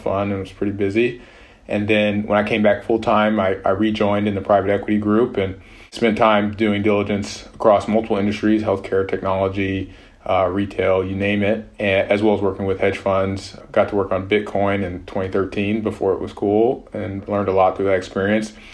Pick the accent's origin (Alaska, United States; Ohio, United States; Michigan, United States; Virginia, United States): Michigan, United States; Detroit; moved away as an adult; also born or lived in Boston / San Francisco; I grew up just outside of Detroit and spent there most of my life